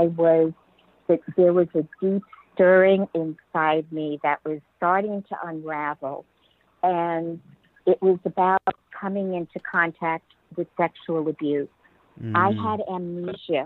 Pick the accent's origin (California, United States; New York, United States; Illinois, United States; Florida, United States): New York, United States; Merrick; moved away as an adult; now in San Diego, United States; I grew up in Merrick, Long Island, I grew up in the cold